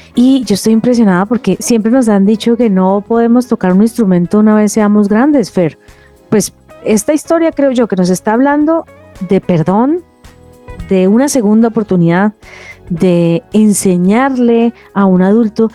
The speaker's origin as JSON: {"language": "Spanish", "town": "Cali", "region": "Valle del Cauca", "country": "Colombia", "said": "yo soy caleña, ellos son caleños."}